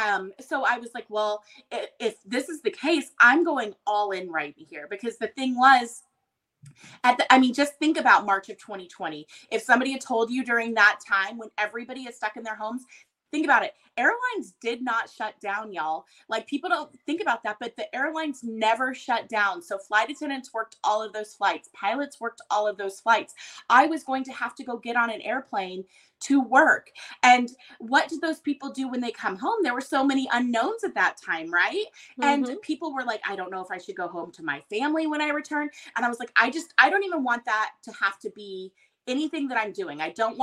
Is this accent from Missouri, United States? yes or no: no; Texas, United States; And I'm Texan through and through, but I've lived everywhere growing up. We moved a ton, not military, just my dad's job.